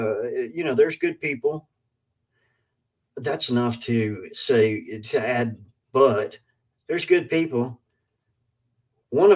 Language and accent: English; Kentucky, United States; I am from Kentucky